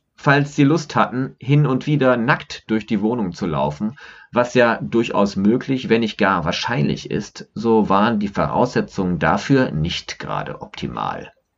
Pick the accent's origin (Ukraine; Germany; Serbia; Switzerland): Germany; Cologne, North Rhine-Westphalia; now in Düsseldorf, Germany; Diese Holzfensterläden meiner Kölner Marienburg-Kindheit